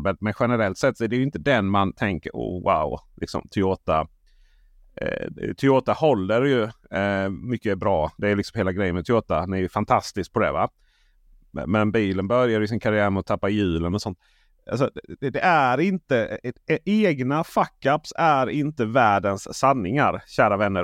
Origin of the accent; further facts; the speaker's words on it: Blekinge, Sweden; Jag är ju från Blekinge